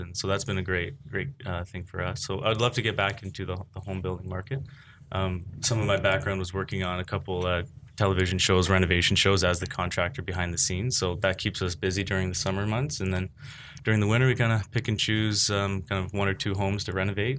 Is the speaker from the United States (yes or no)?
no; Oakville, Ontario, Canada; I'm from the Oakville area, born and raised